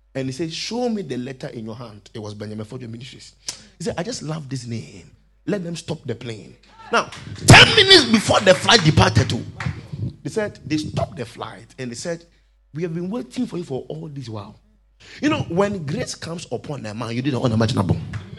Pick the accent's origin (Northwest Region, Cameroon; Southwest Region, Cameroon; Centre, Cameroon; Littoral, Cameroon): Southwest Region, Cameroon; Limbe; And I come from Limbe too.